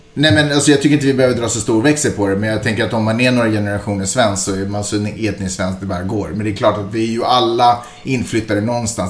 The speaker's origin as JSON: {"language": "Swedish", "country": "Finland", "accent": "Finland-Swedish", "moved": "yes", "lives_now": "Sweden", "said": "jag, som ändå är första generationens invandrare i Sverige"}